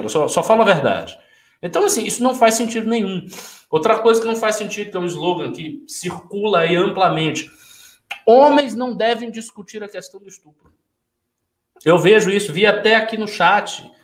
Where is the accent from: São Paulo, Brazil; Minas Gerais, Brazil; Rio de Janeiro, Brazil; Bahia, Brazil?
Bahia, Brazil; Salvador; eu sou de Salvador, a população de Salvador é majoritariamente negra. Eu vou a mercados com a minha tia desde criança